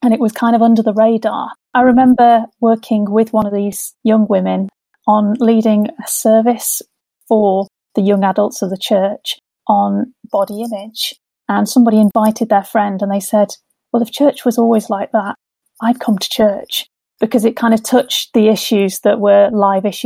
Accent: Sheffield, Yorkshire and the Humber, United Kingdom; moved away as an adult; also born or lived in Liverpool / Gateshead; now in Durham, United Kingdom; I grew up in Sheffield

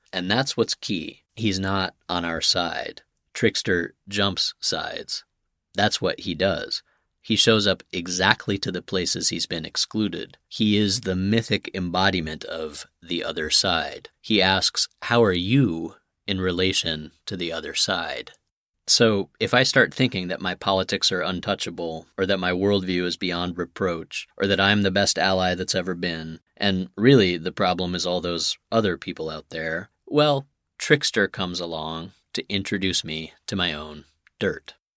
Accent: Santa Fe, New Mexico, United States; where I grew up in Santa Fe

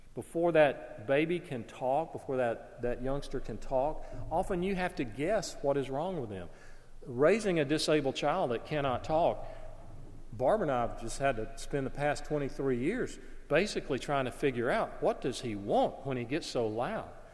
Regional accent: Alabama, United States; I was working in my hometown. I had a part time job at a clothing store. In, in our town at that time, the city where I lived in Alabama

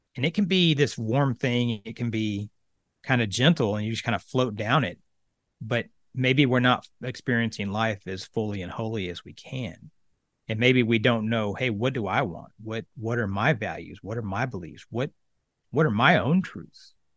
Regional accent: Oklahoma, United States; moved away as an adult; I grew up in Oklahoma, a little small town in the middle of the state, uh, about eight thousand people.

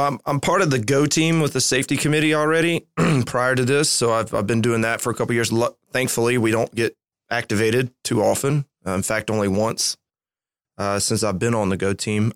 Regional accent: Alabama, United States; born and raised in Alabama

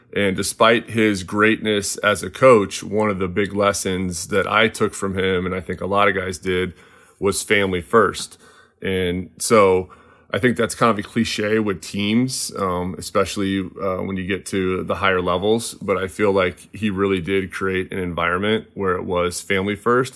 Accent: Cedar Rapids, Iowa, United States; now in West Coast, United States; I am from Cedar Rapids, Iowa

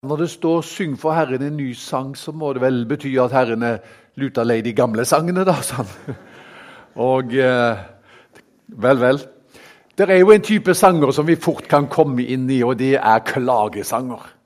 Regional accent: Haugesund, Rogaland, Norway; now in Kristiansand, Norway; Jeg kommer opprinnelig fra Haugesund

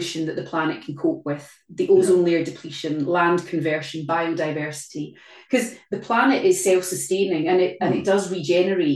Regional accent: Glasgow, Scotland, United Kingdom; in Glasgow, my hometown, very close to where we live

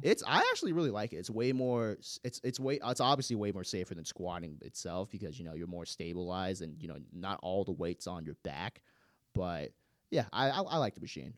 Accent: Gwinnett County, Georgia, United States; I grew up in Gwinnett County

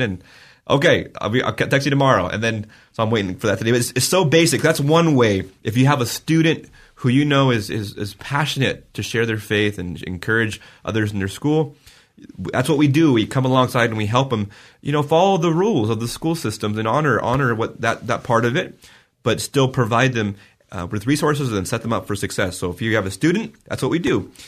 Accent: Vale, Oregon, United States; my hometown

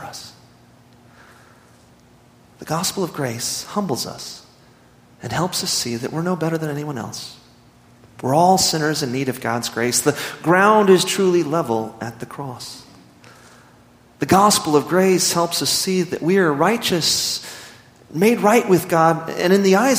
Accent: Midland, Texas, United States; growing up in Midland, Texas, I played a lot of sports

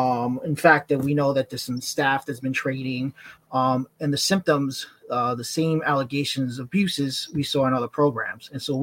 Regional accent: New York, United States; I'm originally from New York.

